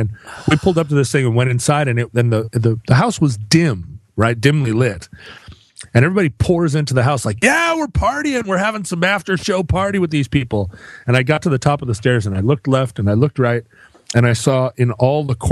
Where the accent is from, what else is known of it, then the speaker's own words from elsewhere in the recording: Welsh, Wales, United Kingdom; I am Welsh